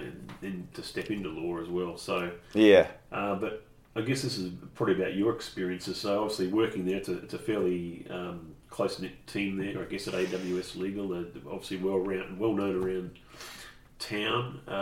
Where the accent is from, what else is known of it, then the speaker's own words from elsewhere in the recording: Tasmania, Australia; moved away as an adult; also born or lived in Brisbane; Tasmania. First 21 years in Tassie.